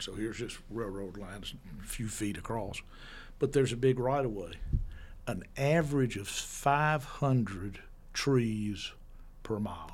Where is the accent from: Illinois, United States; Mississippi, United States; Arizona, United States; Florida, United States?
Mississippi, United States; Yazoo City; I grew up in Jersey City, and, uh, my father died when I was two, and so my mother raised my two older brothers and me, and, uh, my everybody in my family was a lawyer, so I assumed that I would come home to Yazoo City